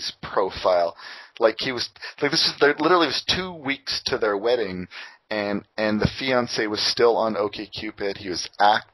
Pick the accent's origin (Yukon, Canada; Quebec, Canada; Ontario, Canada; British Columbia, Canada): Ontario, Canada; Windsor; now in Toronto, Canada; my hometown Windsor, they're famous for their corn